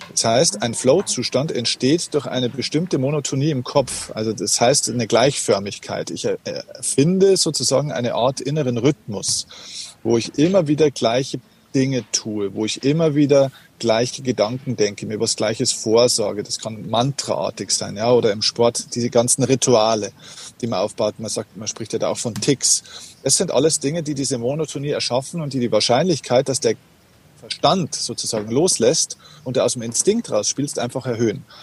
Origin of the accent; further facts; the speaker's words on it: Bavaria, Germany; Das heißt, auf gut Deutsch gesagt, bei uns in Bayern sagt man, da ist da einfach wurscht, was passiert, es ist egal.